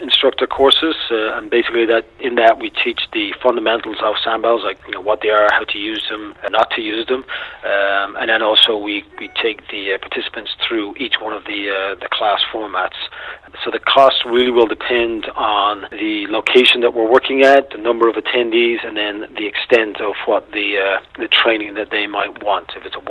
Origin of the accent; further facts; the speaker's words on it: Austin, Texas, United States; So, and we're both from Austin.